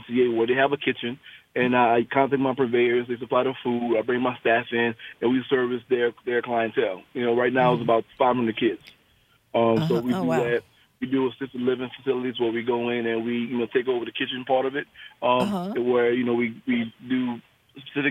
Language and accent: English; New Orleans, Louisiana, United States; now in Shreveport, United States; Born and raised in New Orleans